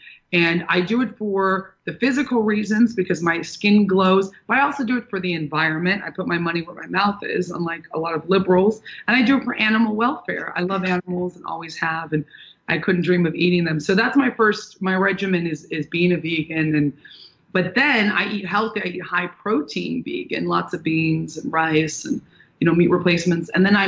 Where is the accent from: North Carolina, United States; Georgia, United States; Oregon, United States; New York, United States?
New York, United States; Manhattan; also born or lived in Orange County, United States / Santa Barbara, United States; I was born in Orange County, and then we moved to Manhattan. We moved to Santa Barbara, and I would split my time in Manhattan and Santa Barbara. Very beautiful places. But I consider myself a New York girl